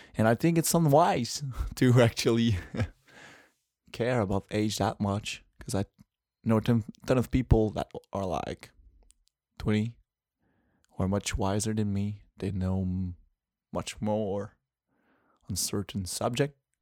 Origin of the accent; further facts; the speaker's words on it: Quebec City, Quebec, Canada; first language French; English is a second language; I'm from Quebec City